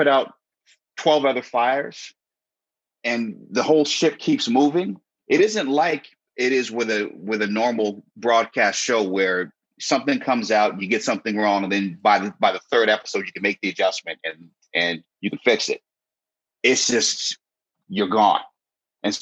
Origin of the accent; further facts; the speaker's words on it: Connecticut, United States; also born or lived in New York City; I grew up in Connecticut, but at the same time with my family in New York City